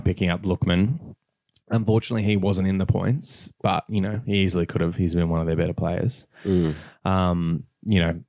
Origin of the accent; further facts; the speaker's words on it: Australia; accent: Aussie; I said that about as Aussie as you could say